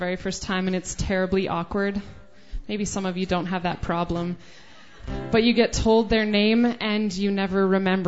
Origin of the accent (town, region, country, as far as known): Lethbridge, Alberta, Canada; now in Edmonton, Canada